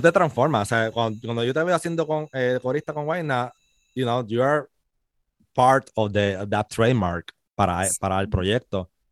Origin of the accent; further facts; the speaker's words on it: Puerto Rico; also born or lived in Spain; somos boricua